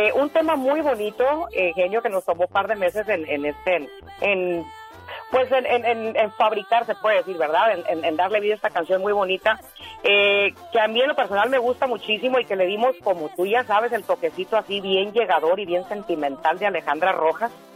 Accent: Madera, California, United States; moved away; also born or lived in Michoacán, Mexico; en Madera, California yo viví casi 20 años de mi vida, casi toda mi vida

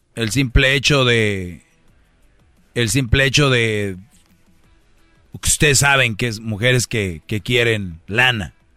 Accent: Monterrey, Nuevo León, Mexico; Yo soy de Monterrey

